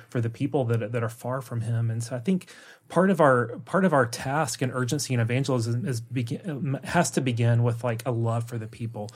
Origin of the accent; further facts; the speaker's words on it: the South, United States; moved away as an adult; now in Norway; an American from the South